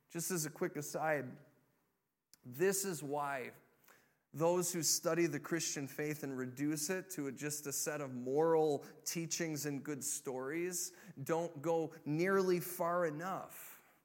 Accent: Illinois, United States; moved away; I grew up in Illinois

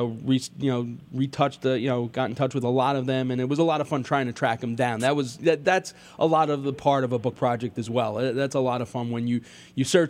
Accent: Long Island, New York, United States; growing up on Long Island

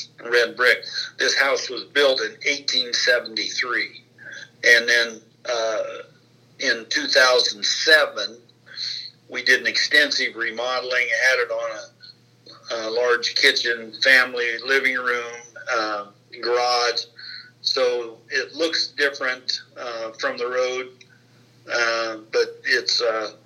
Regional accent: Peru, Indiana, United States; I was born here in Miami County in Duke's Hospital, Peru, Indiana.

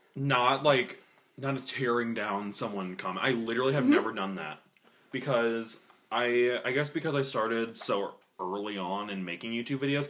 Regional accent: Midwest, United States

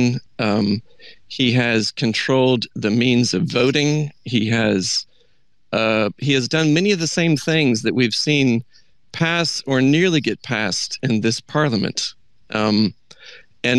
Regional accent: United States; moved away as an adult; now in United Kingdom; as an American

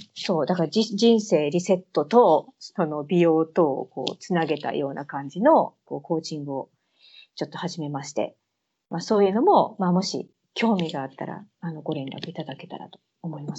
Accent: Kansai, Japan; moved away as an adult; now in United Kingdom; 私、関西の人間やねん

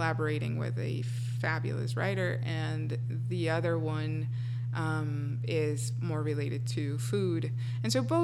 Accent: Colombia; English is a second language; moved away; Colombia, and it being my home country

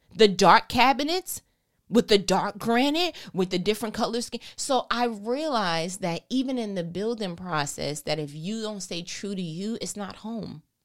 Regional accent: New York, United States; I'm from New York anyway. We talk fast

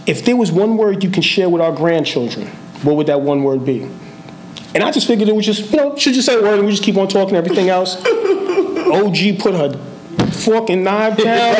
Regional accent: New York City, New York, United States; I'm from the Boogie Down

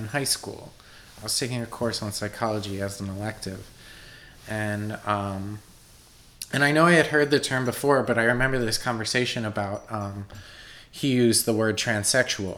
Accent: Warminster, Pennsylvania, United States; also born or lived in Meadowbrook, Pennsylvania / Washington, District of Columbia, United States / Philadelphia; I grew up in Warminster, which is a suburb of Philadelphia

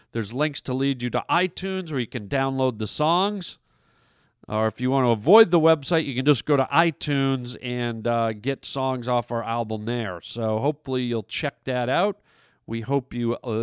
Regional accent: Vancouver, British Columbia, Canada; My hometown

